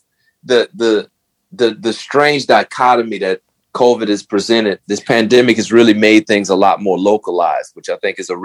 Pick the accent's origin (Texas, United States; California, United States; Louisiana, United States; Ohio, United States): Louisiana, United States; New Orleans; I'm from New Orleans